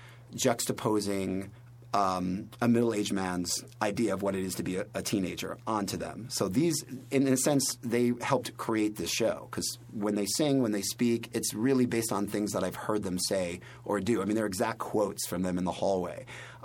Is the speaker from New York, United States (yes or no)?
yes; New York City, New York, United States; I know I talk really fast, but I am a New Yorker.